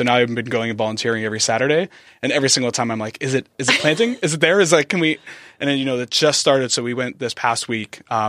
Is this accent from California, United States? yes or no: yes; San Diego, California, United States; born and raised.